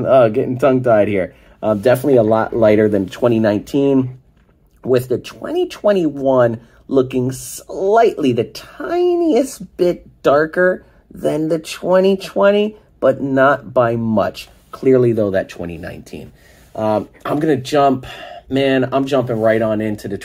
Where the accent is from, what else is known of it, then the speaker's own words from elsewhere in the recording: Miami, Florida, United States; we are from Miami